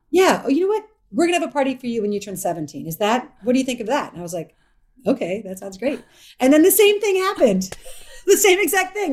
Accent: Evanston, Illinois, United States; moved away; I'm from Evanston, Illinois

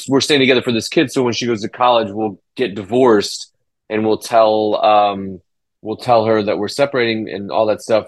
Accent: Illinois, United States; moved away; where I grew up in Illinois

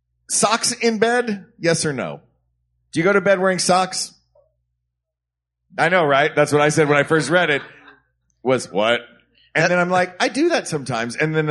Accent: Knoxville, Tennessee, United States; And by the way, if you ever go to Knoxville, Tennessee, my hometown, every year in the spring, we have a dogwood arts festival.

